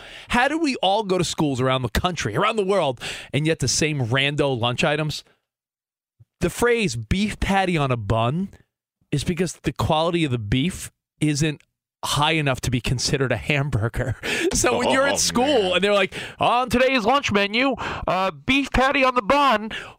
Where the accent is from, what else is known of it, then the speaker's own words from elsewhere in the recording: Long Island, New York, United States; I grew up on Long Island.